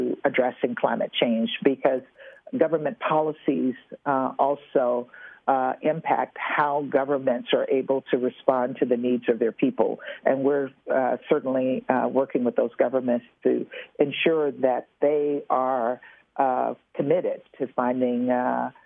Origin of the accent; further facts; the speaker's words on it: Louisiana, United States; I'm from Louisiana